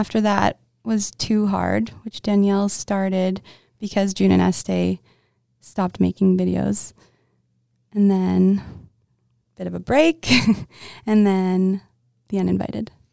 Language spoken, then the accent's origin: English; Winnipeg, Manitoba, Canada; I'm from Winnipeg, Manitoba